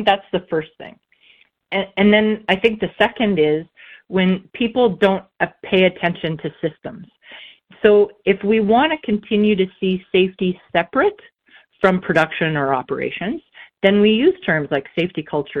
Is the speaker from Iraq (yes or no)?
no; Saskatchewan, Canada; Good old Saskatchewan farm girl